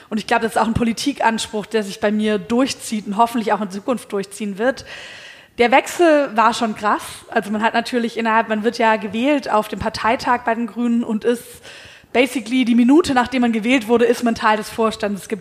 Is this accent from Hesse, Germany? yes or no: no; Baden-Württemberg, Germany; ich komme ursprünglich aus Baden-Württemberg